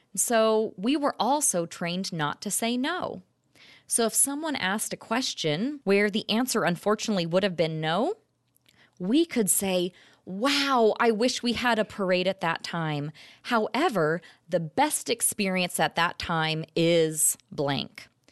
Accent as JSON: {"language": "English", "area": "Orange County", "region": "California", "country": "United States", "said": "I'm originally from Orange County, California"}